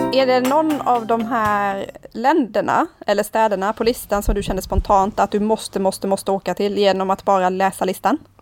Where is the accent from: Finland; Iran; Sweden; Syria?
Sweden; för oss som svenskar